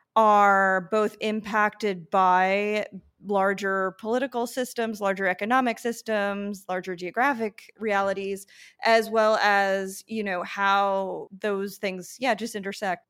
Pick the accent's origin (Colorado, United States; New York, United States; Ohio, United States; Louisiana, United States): New York, United States; Long Island; moved away as an adult; also born or lived in Brooklyn, New York; now in San Juan, Puerto Rico; I grew up on Long Island